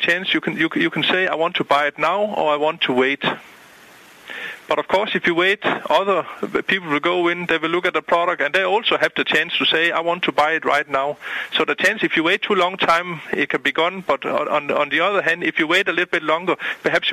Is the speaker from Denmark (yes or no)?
yes; Denmark; moved away as an adult; now in Boca Raton, United States; I'm originally from Denmark.